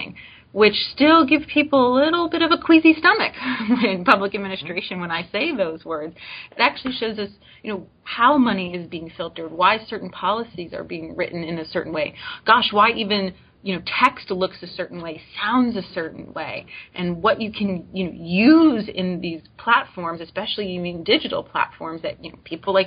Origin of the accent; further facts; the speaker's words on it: Coral Springs, Florida, United States; moved away as an adult; also born or lived in Brownsville, Texas; now in Starkville, United States; I was working for the local government back home where I grew up, Coral Springs, Florida.